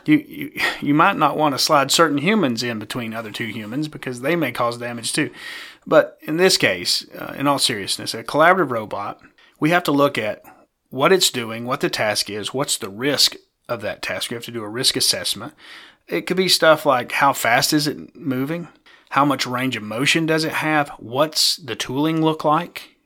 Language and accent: English; East Tennessee, United States; accent: East Tennessee; my East Tennessee accent